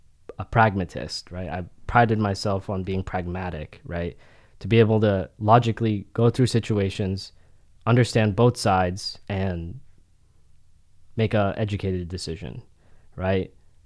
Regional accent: Florida, United States; also born or lived in Philadelphia / Philippines; So I grew up there from infancy to 3 years old. And then we came back and we moved to Florida.

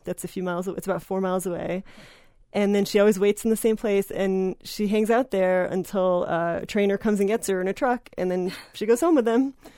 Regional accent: New Jersey, United States; volunteered at a Wild Bird Center where I grew up in New Jersey

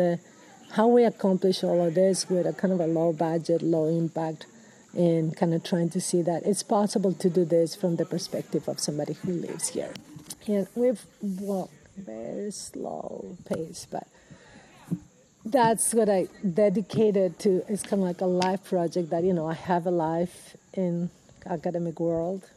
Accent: Peru; moved away as an adult; now in Washington State, United States; So I'm originally from Peru. I've gotten my education in Peru

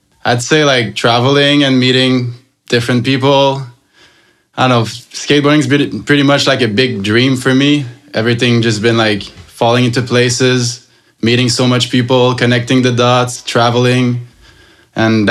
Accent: Sainte-Thérèse, Quebec, Canada; Grew up in Sainte-Thérèse, little town, like 30, 40 minutes up north from Montreal.

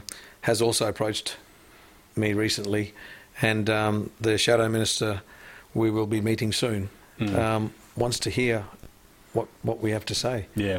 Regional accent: Australia; also born or lived in Singapore; I grew up with a lot of the ethnic community. So, as an Indian coming from Singapore, you know, growing up here, I'm part Wog.

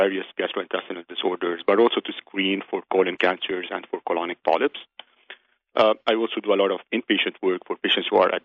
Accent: Lebanon; moved away as an adult; also born or lived in Chicago; now in United States; I was actually born and raised in Lebanon. It's where I lived most of my life.

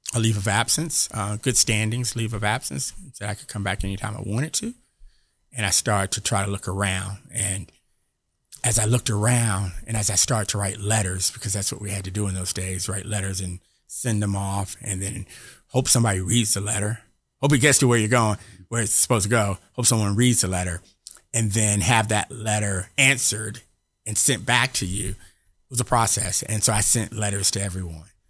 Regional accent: Atlanta, Georgia, United States; I grew up here in Atlanta

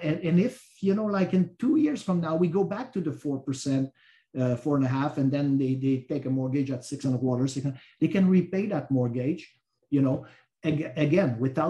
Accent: Canada; moved away as an adult; also born or lived in South Florida; now in Florida, United States; So I'm Canadian. I've been with RBC, like I said, 40 years, but I've been here for 22 years.

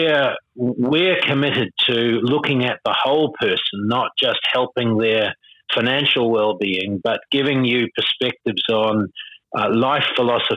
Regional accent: New Zealand; now in Sydney, Australia; I see myself as a Kiwi

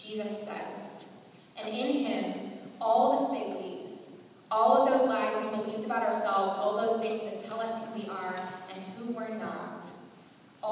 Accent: Southern California, United States; some of my friends that I grew up with in Southern California

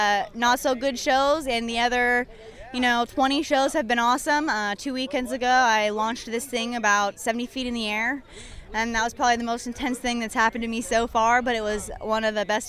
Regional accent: Albany, Oregon, United States; now in Apache Junction, United States; No, I'm actually from Albany, Oregon, and I'm currently residing in Apache Junction, Arizona.

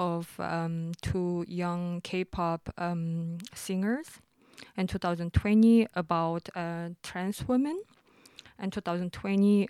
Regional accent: South Korea; moved away as an adult; also born or lived in Germany; now in Berlin, Germany; I was born, educated, socialized, and has studied and worked in South Korea. And since 2012, I'm living in Germany

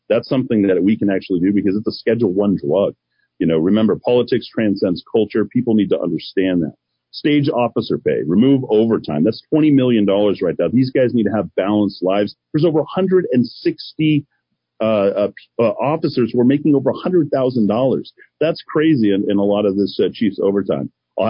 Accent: Albuquerque, New Mexico, United States; I remember growing up on Nob Hill.

